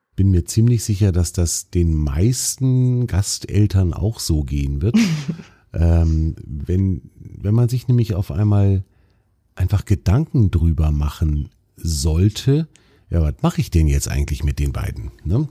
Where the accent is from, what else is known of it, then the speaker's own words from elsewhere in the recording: Baltic Sea coast, Germany; ich bin ja selber an der Ostsee aufgewachsen